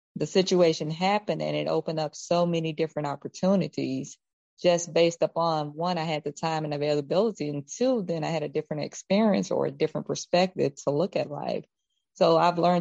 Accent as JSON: {"language": "English", "town": "Carthage", "region": "Mississippi", "country": "United States", "said": "I'm from Carthage, a little town about an hour outside of Jackson"}